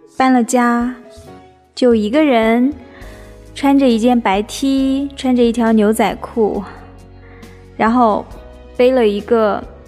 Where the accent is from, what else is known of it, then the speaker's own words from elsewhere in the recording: China; 我们中国